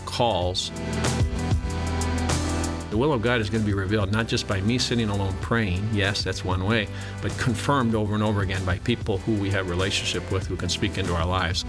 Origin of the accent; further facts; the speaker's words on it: West Coast, United States; moved away as an adult; also born or lived in Seattle, Washington / California / Africa; now in Wyoming, Michigan, United States; I grew up on the West Coast, Seattle, born in Seattle, grew up up and down the coast, California.